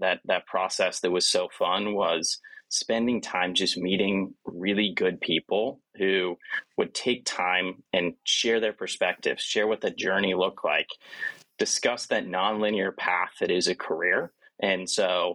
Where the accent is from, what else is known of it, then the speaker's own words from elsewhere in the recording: Montana, United States; also born or lived in South Carolina / North Carolina / Philadelphia / New York City; now in Providence, United States; I'm a kid from Montana, right? So I grew up in Montana